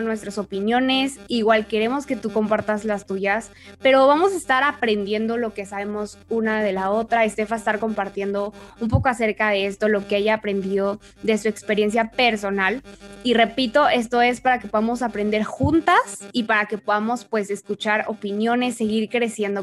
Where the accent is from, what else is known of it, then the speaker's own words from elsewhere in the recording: Mexico; como latinas y mexicanas